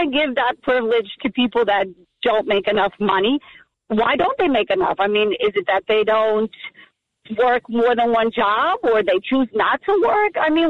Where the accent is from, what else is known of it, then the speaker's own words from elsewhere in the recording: Elizabeth, New Jersey, United States; I was born and raised in Elizabeth.